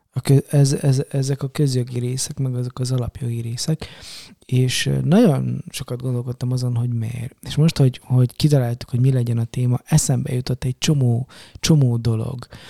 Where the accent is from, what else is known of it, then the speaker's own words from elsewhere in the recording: Romania; now in Hungary; Románia, tudod, kommunizmus, meg Ceausescu diktatúra, és és magyarként, meg keresztényként, meg mit tudom én, egy csomó szempontból ilyen kisebbség vagyok, meg voltam